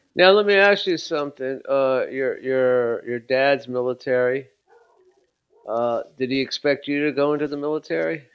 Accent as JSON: {"language": "English", "town": "Los Angeles", "region": "California", "country": "United States", "tie": "born or raised there", "said": "I'm from Los Angeles"}